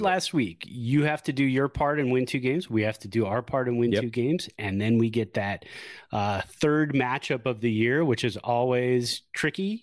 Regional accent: Santa Clara, California, United States; Lived in Santa Clara, born and raised in Santa Clara

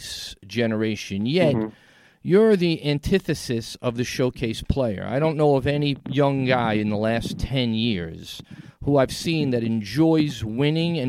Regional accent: New York City, New York, United States; From the Gotham Podcast Studio in the heart of New York City, downtown Tribeca, my hometown

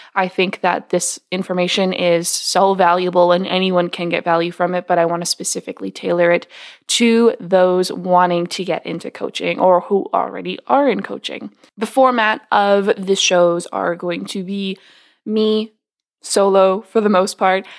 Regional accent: West Coast of Canada, Canada; I grew up on the West Coast of Canada

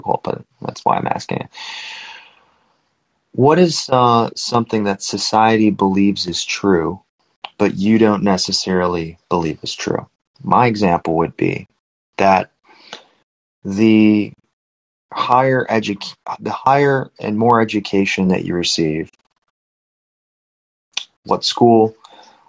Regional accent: Chicago, Illinois, United States; I'm mainly from the Chicagoland area

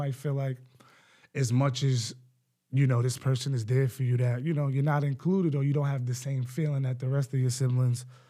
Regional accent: Westchester, New York, United States; I'm from Westchester

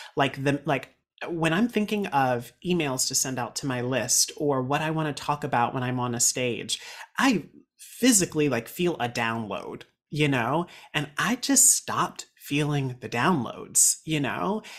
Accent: Raleigh, North Carolina, United States; moved away as an adult; now in New York City, United States; I am from Raleigh, North Carolina

